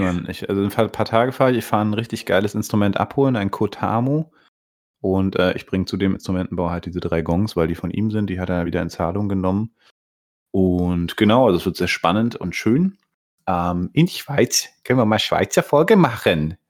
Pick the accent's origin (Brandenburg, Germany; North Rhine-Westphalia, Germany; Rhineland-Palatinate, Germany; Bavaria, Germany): Brandenburg, Germany; Bernau bei Berlin; Ich, der hier in Bernau aufgewachsen bin